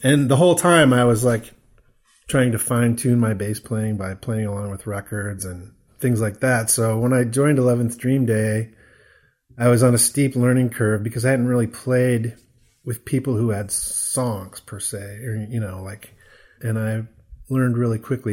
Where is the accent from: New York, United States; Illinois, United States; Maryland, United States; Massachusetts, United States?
Illinois, United States; near Peoria; moved away as an adult; now in Chicago, United States; I grew up near Peoria, Illinois, which is not that far from Chicago